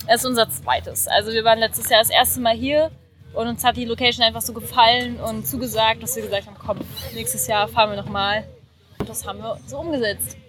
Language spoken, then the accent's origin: German; Berlin, Germany; wir kommen aus Berlin